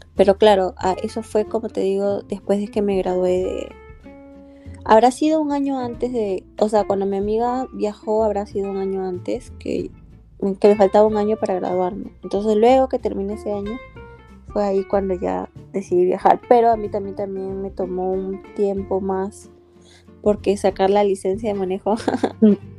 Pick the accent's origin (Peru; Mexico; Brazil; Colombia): Peru; moved away as an adult; now in Maryland, United States; yo vengo de Perú, tengo actualmente 31 años